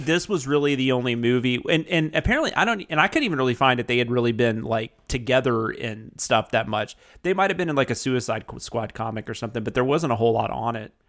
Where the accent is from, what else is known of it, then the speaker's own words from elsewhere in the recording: the South, United States; I'm in the South and I grew up in the South